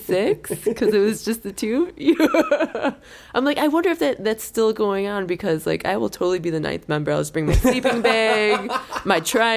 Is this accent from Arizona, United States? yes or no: no; Clarkson, New York, United States; I'm from Clarkson